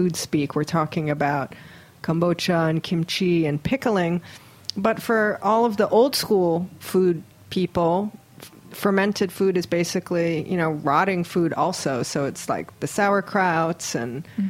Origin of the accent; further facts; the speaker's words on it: Hawaii, United States; moved away; we're both from Hawaii